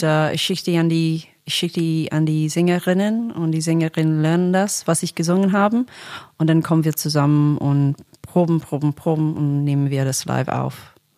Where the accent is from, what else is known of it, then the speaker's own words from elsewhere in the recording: Australia; German is a second language; now in Berlin, Germany; ich komme ursprünglich aus Australien, deswegen spreche ich Deutsch mit einem Akzent